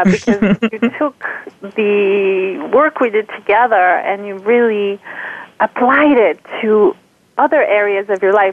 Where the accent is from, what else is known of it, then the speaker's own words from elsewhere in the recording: France; moved away as an adult; now in United States; I am from France. I grew up in France. And I've been in the U.S. about 16 years at this point